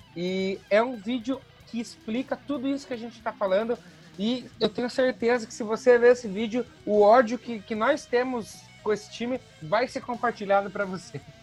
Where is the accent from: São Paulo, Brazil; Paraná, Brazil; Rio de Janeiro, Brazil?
Paraná, Brazil; União da Vitória; Nós somos de União da Vitória